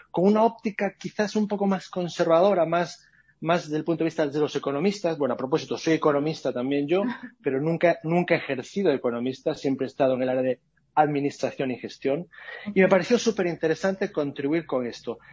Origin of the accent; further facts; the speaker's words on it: Spain; moved away as an adult; also born or lived in Latin America; now in United States; yo soy español, eso me imagino que por el acento alguno se habrá dado cuenta, pero yo voy viviendo más tiempo fuera de España que dentro de España.